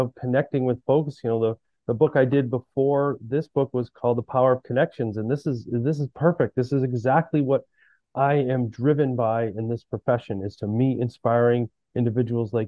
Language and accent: English; Massachusetts, United States; I'm from Massachusetts